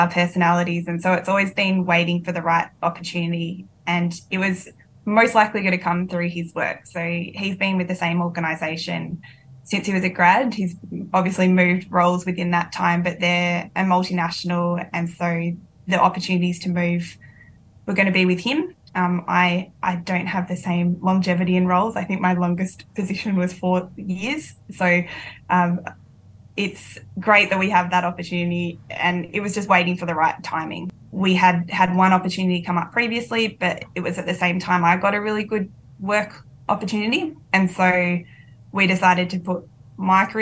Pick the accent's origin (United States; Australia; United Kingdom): Australia; moved away as an adult; also born or lived in Melbourne, Australia; now in Singapore; I'm an Aussie living in Singapore with my family.